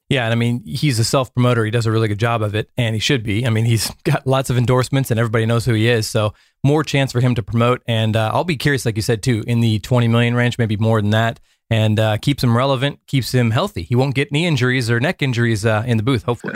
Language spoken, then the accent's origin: English; Portland, Oregon, United States; we're from Portland